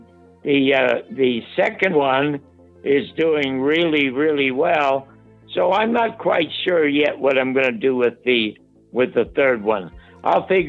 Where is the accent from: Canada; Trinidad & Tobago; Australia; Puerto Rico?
Canada; Toronto, Ontario; moved away as an adult; now in United States; I was born in the Salvation Army Charity Ward in Toronto in 1933